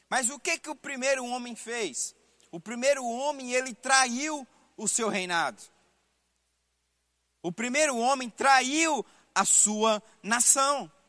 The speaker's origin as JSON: {"language": "Portuguese", "country": "Brazil", "said": "eu, como brasileiro, não tenho direito oficial de desfrutar dos benefícios de outra nação."}